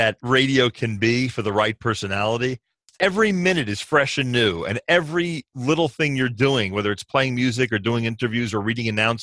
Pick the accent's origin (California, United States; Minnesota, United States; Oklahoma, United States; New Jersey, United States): New Jersey, United States; Newark; also born or lived in the Oranges, New Jersey; I grew up in Newark, New Jersey, and eventually moved to the Oranges